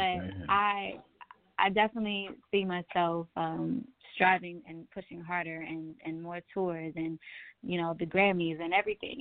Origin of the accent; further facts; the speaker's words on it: Houston, Texas, United States; also born or lived in Kansas City, Missouri; now in Atlanta, United States; I am from Kansas City, Missouri, but I was raised in Houston and then made my way to Atlanta, Georgia